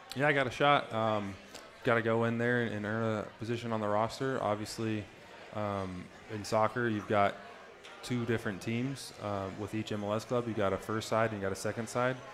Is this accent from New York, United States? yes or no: no; Plano, Texas, United States; also born or lived in St. Louis, Missouri; I was born in St. Louis, Missouri, but I moved to Plano um, before I turned one